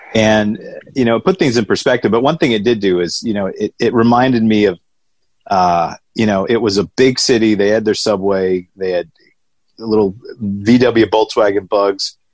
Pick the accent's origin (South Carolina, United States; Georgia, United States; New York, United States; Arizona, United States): Georgia, United States; Atlanta; accent: thick southern; I hatched, I came out of my egg in Atlanta, Georgia, uh, which I always joke, my thick southern accent, people can tell yeah. that that's where I, uh, I was nested as a young lad